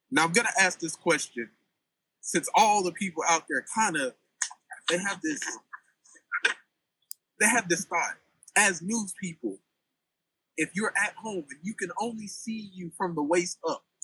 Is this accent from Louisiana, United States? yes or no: yes; Baton Rouge, Louisiana, United States; straight out of Baton Rouge, Louisiana.